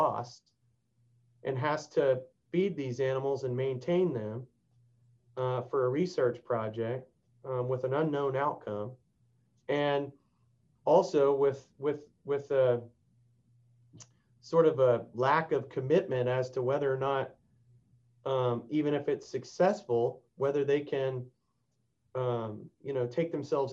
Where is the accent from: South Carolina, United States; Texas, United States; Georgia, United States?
Texas, United States; I've been working on that here in my home state